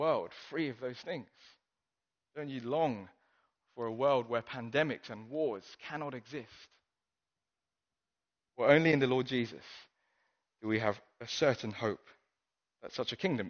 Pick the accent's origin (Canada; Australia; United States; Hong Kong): Hong Kong; moved away; I grew up in Hong Kong